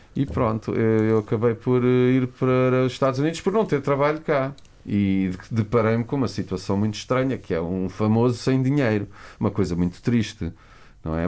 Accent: Lisbon, Portugal; Eu era só mais um rapaz que vivia em Lisboa, cresci, eh, nasci em Lisboa

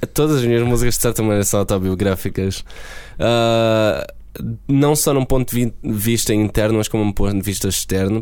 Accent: Beja, Alentejo, Portugal; moved away as an adult; also born or lived in Hungary; now in London, United Kingdom; Beja como a minha cidade natal

